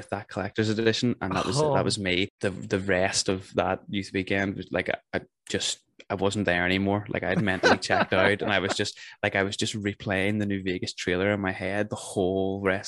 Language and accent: English; Northern Ireland, United Kingdom